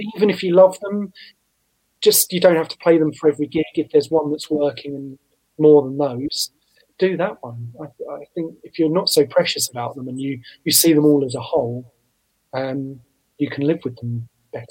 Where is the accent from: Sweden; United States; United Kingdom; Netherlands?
United Kingdom; Southend-on-Sea, East of England; my hometown of Southend on Sea in Essex